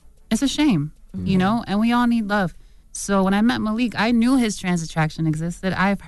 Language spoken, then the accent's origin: English; New Jersey, United States; You know, like, for me, I grew up in Jersey. Like, I love hip-hop music.